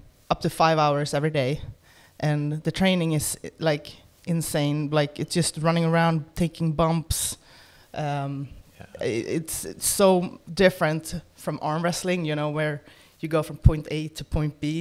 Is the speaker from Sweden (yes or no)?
yes; Sweden; moved away as an adult; now in Florida, United States; I was born in Sweden. Currently live in Florida